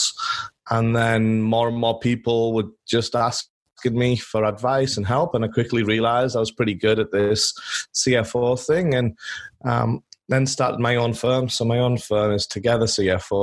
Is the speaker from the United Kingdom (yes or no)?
yes; England, United Kingdom; moved away as an adult; now in Los Angeles, United States; I'm born and raised in England, where I spent all my childhood running around in fields with my dog